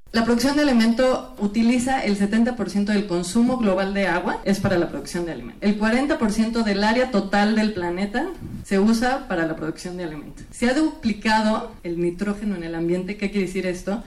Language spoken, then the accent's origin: Spanish; Mexico; los mexicanos